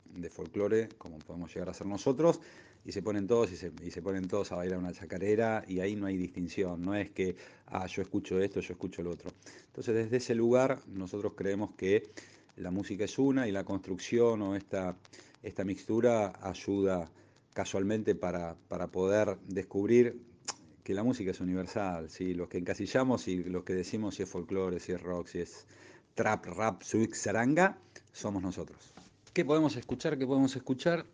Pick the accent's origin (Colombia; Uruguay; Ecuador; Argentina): Argentina; Buenos Aires; nuestra ciudad natal, esta querida Buenos Aires